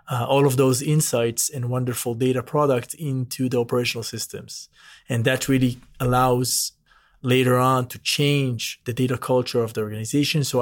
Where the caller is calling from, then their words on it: Brentwood, Tennessee, United States; Now I'm joining from Brentwood, Tennessee, right very close to Nashville, from our headquarters in uh, of Delek US.